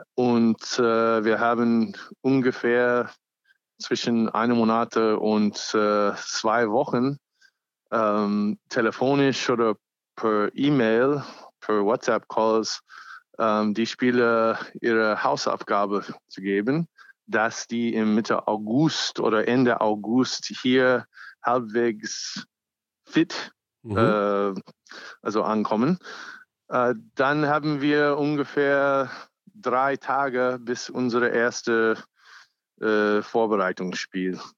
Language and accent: German; United States; German is a second language; now in Germany; ich bin auch ursprünglich Amerikaner